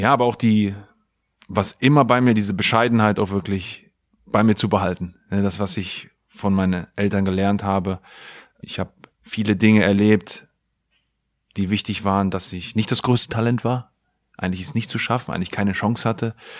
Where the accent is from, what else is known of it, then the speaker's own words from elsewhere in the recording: Pattensen, Lower Saxony, Germany; moved away as an adult; also born or lived in England; Ich bin in Pattensen groß geworden, habe auf der KGS Hemming mein Abitur gemacht